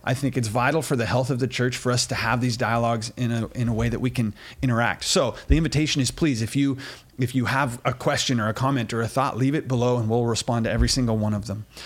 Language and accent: English; United States; we're American